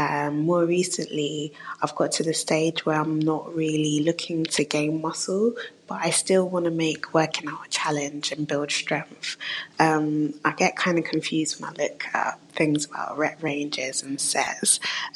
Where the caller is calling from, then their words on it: London, United Kingdom; I am from London, UK.